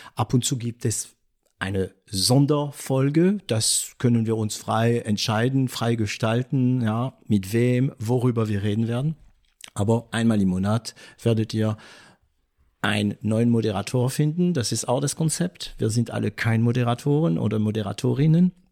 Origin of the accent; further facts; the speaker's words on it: France; German is a second language; now in Germany; ich bin Franzose